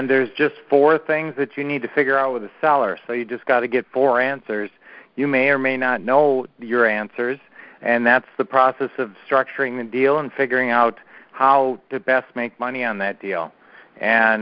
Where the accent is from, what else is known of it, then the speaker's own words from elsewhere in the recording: Minneapolis, Minnesota, United States; now in Phoenix, United States; Our original hometown, well, we were raised in Minneapolis area